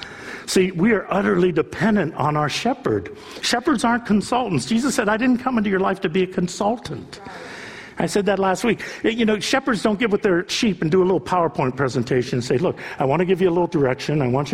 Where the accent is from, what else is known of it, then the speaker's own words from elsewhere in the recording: South Korea; I don't see single people here. I don't see that many, you know, I'm from Korea. I don't see many people here.